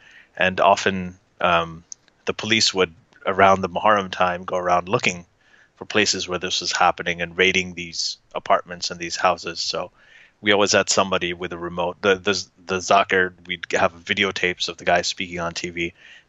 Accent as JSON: {"language": "English", "country": "Saudi Arabia", "tie": "born or raised there", "said": "And then, you know, I grew up mostly in Saudi Arabia."}